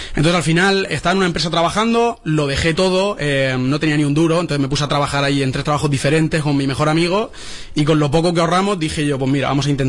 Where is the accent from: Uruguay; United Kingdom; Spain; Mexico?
Spain; Alicante, Valencian Community; De Alicante.